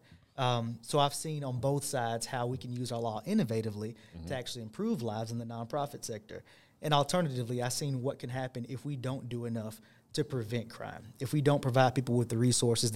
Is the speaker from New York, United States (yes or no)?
no; Chattanooga, Tennessee, United States; Born and raised in Chattanooga, over in the Brainerd area